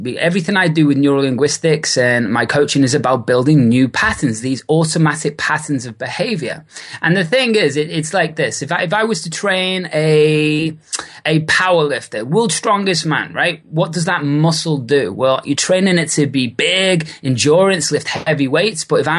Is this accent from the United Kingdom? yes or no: yes; Liverpool, North West England, United Kingdom; moved away; also born or lived in Australia / New Zealand / Bali / California; originally from Liverpool in the UK, and I've been away now over 12 years and built businesses and lived in countries such as Australia, New Zealand, Bali, and lots of California for the past 6 years.